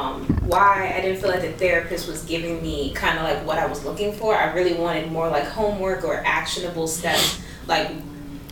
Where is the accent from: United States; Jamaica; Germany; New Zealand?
Jamaica; I'm Jamaican